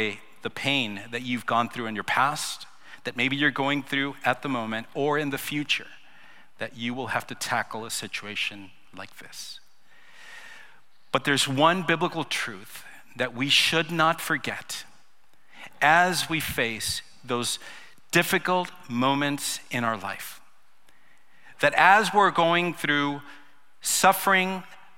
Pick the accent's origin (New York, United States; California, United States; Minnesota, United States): California, United States; Los Angeles; moved away; I was raised in Los Angeles.